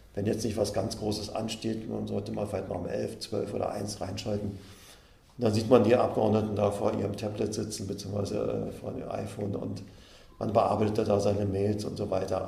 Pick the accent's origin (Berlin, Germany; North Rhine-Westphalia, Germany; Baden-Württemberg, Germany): Berlin, Germany; moved away as an adult; now in Stendal, Germany; da ich ja in Berlin groß geworden bin